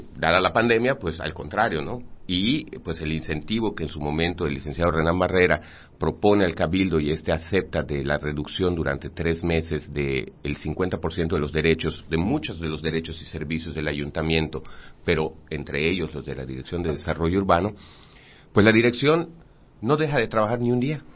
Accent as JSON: {"language": "Spanish", "town": "Mérida", "region": "Yucatán", "country": "Mexico", "tie": "born or raised there", "said": "yo crecí en Santiago"}